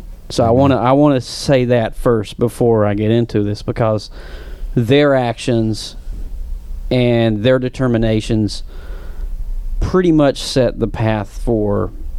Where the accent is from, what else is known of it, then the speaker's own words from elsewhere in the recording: Tennessee, United States; accent: Appalachian; I'm not from Orlando, and I'm not from a metro area. I have an extremely thick, I want to say the term Appalachian accent.